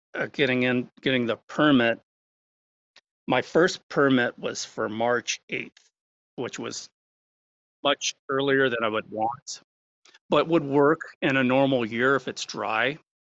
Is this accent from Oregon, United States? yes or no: yes; Bend, Oregon, United States; I've uh, lived in the Bend Lapine area almost all my life, being surrounded by trees